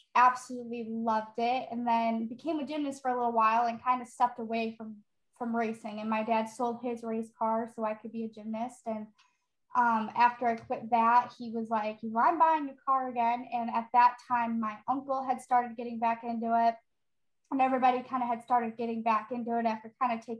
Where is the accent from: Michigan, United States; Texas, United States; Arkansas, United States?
Michigan, United States; Novi; I grew up in Novi, Michigan